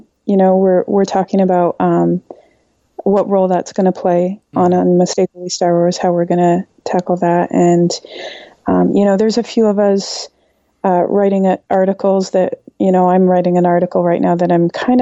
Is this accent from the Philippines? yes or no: no; Canada; I'm Canadian